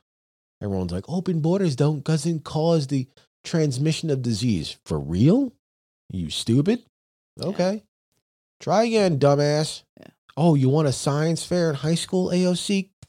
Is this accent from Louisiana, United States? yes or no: no; New York, United States; we're from New York, so it dusted.